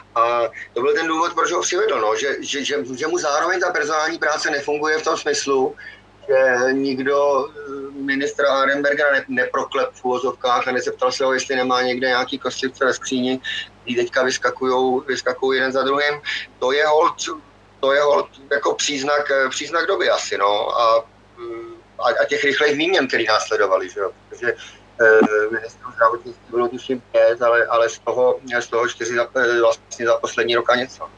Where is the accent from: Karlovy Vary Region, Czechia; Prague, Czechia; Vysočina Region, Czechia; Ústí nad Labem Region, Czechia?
Ústí nad Labem Region, Czechia; u nás v Ústeckém kraji